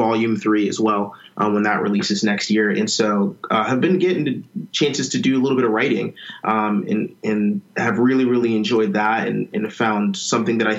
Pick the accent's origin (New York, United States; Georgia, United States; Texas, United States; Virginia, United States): Virginia, United States; Ashburn; transitioned to back to my hometown in Ashburn, Virginia, working at a church back here in my hometown